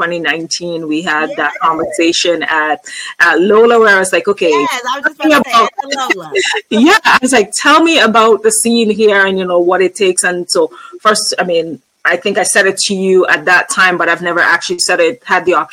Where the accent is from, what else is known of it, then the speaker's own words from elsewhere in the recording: Antigua & Barbuda; moved away; I'm originally from Antigua and Barbuda, which is in the Caribbean